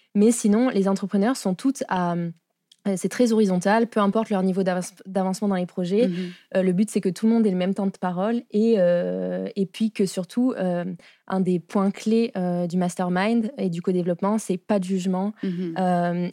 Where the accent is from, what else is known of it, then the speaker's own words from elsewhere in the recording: France; accent: French; moved away as an adult; now in Montreal, Canada; je suis arrivée à Montréal en 2019, puisque ça s'entend à mon accent, je suis française.